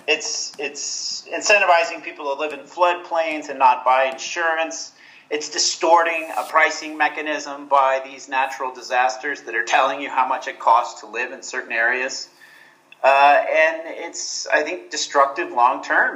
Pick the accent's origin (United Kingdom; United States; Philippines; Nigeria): United States; Houston, Texas; moved away as an adult; now in Guatemala; I grew up in Houston